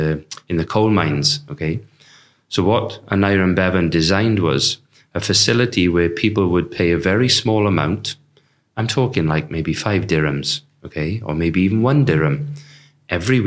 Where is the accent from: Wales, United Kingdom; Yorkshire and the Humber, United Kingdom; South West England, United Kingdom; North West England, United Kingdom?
Wales, United Kingdom; Tredegar; from Tredegar, which is the town I grew up